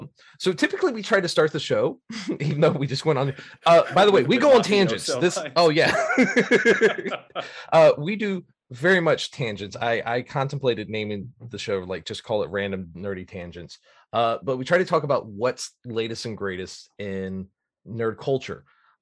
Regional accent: Virginia, United States; I'm a Navy brat, so I'm like from Virginia. My family lives in Indiana, like right up by Chicago. So, you know, it's I'm all over.

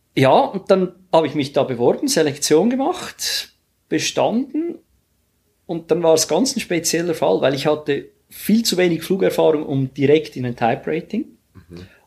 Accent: Switzerland; bei uns in der Schweiz

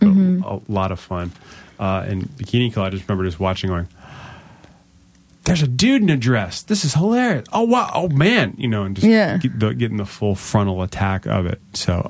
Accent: Virginia, United States; Oh, Northern Virginia.

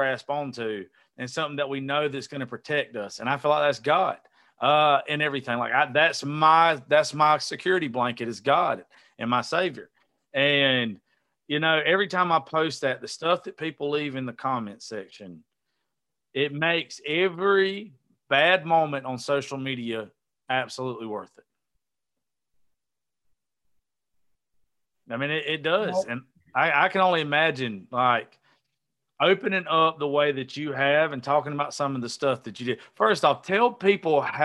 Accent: the South, United States; I was raised down here in the South

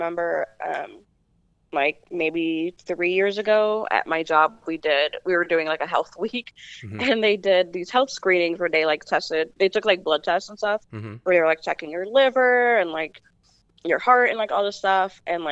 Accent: Chicago, Illinois, United States; I was born in Humboldt Park in Chicago, which is on the northwest side. But it was predominantly, when I was born, predominantly a Puerto Rican neighborhood. And not very cared for by the city

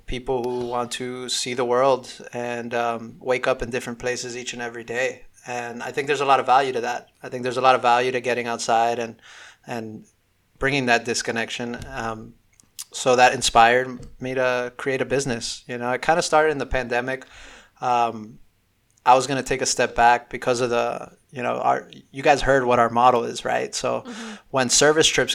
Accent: Miami, Florida, United States; growing up in Miami

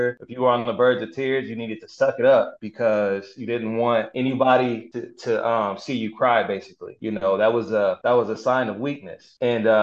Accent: Denver, Colorado, United States; I grew up in Denver

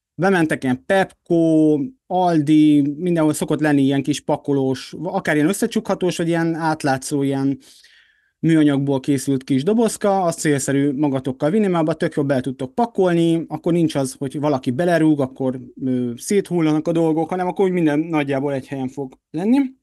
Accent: Hungary; magyarok vagyunk

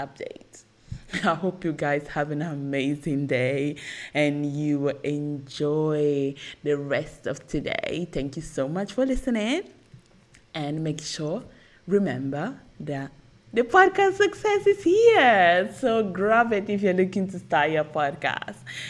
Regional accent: Italy; English is a second language; I was born in Italy, I'm not Italian, like, proper, but I was born and raised in Italy

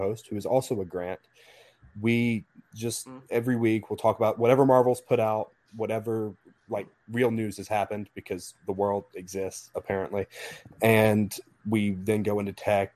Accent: Alabama, United States; I'm from Alabama

